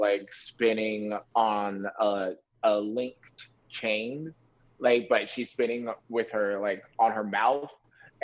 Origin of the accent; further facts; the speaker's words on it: Maryland, United States; also born or lived in Washington, District of Columbia, United States; I was born in DC. I was raised in Maryland.